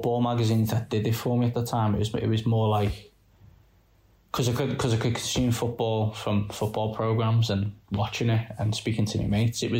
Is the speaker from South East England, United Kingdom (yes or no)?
no; just outside Liverpool, North West England, United Kingdom; I'm from just outside, and from a new town